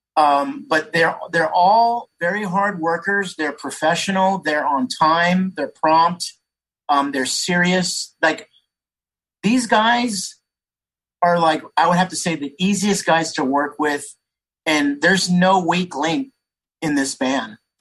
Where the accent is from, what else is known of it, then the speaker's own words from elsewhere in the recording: San Jose, California, United States; I grew up in San Jose.